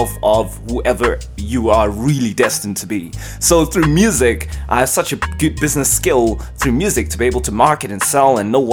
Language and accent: English; Cape Town, Western Cape, South Africa; now in Johannesburg, South Africa; I was born in Cape Town